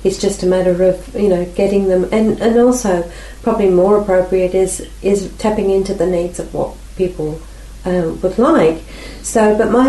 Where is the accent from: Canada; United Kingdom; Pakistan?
United Kingdom; England; now in Australia; I was born in England, so my culture is very different